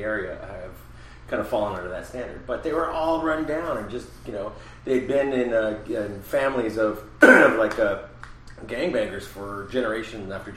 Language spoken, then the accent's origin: English; San Gabriel Valley, California, United States; now in Highland Park, Los Angeles, United States; I grew up out in San Gabriel Valley area